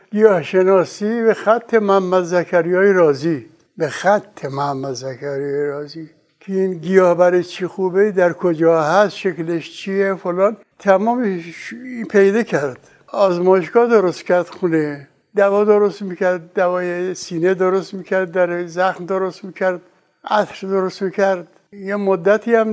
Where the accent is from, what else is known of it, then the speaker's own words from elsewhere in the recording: Meymeh, Isfahan, Iran; now in Tehran, Iran; پدرم در میمه ساکن بود از اصفهان اومدن میمه موندن ما در اون خانه متولد شدیم